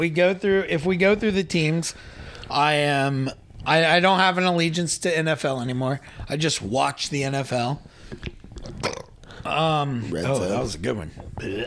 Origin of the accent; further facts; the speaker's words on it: Athens, Ohio, United States; Growing up in Athens